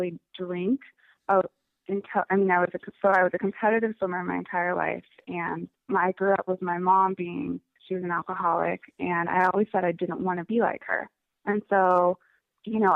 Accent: Missoula, Montana, United States; moved away as an adult; now in Seattle, United States; I currently live in Seattle, Washington. I am actually a Montana native, so I grew up in Missoula, Montana

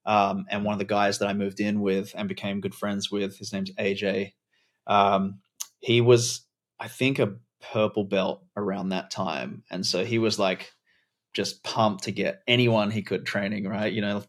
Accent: Adelaide, South Australia, Australia; I was born in Adelaide, South Australia, grew up in Australia, moving around a lot, lived in a bunch of different places, regional, rural, cities.

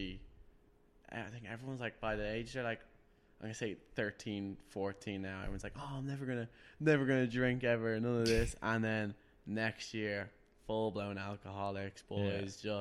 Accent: Wicklow, Leinster, Ireland; I'm from Wicklow.

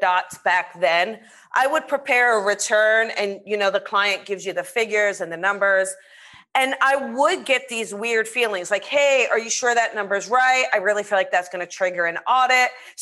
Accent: south of Cherry Hill, New Jersey, United States; now in Los Angeles, United States; I'm from New Jersey

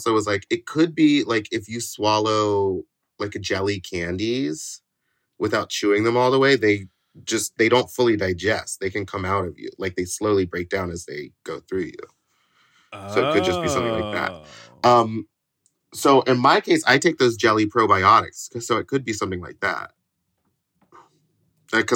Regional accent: Houston, Texas, United States; my hometown of Houston, Texas.

